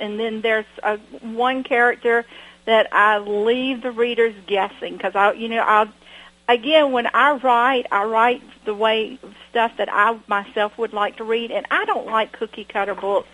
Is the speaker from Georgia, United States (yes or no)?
yes; Washington, Georgia, United States; I grew up in Washington, Georgia, where we have a beautiful library